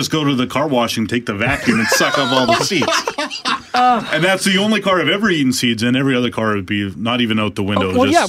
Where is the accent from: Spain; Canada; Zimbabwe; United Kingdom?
Canada; Altona, Manitoba; I'm from Altona, which is the sunflower capital of Manitoba.